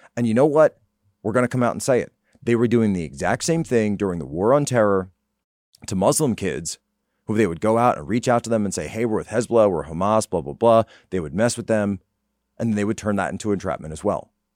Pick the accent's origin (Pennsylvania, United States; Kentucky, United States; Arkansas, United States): Pennsylvania, United States; Norristown; my hometown, Norristown, Pennsylvania